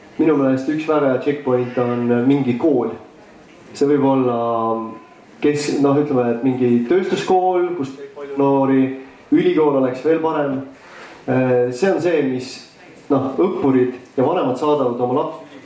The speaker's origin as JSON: {"language": "Estonian", "town": "Tartu", "region": "Tartu County", "country": "Estonia", "said": "ma olen ise Tartust pärit"}